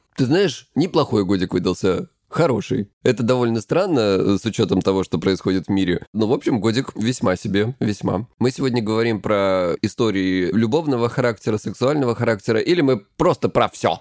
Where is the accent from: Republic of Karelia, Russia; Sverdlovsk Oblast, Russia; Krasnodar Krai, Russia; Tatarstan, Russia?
Krasnodar Krai, Russia; я лысый и я с Кубани